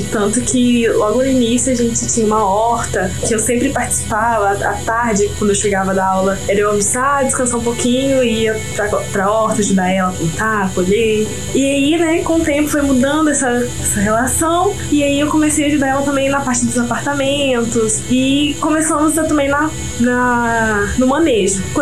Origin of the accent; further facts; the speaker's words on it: Parauapebas, Pará, Brazil; also born or lived in Augusto Corrêa, Pará / Ouro Preto, Minas Gerais; eu nasci em Parauapebas. Com 12 anos eu vim morar com minha mãe aqui em Angus Correia.